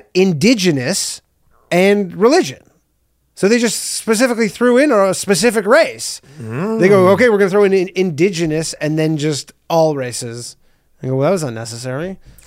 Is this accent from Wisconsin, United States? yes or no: no; Detroit, Michigan, United States; I'm from Detroit. That's your fucking problem.